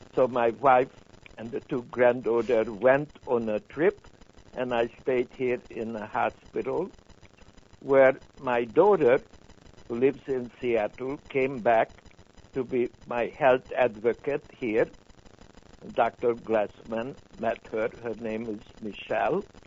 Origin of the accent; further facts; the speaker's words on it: Budapest, Hungary; English is a second language; moved away as an adult; now in United States; I was born in 1936 in Budapest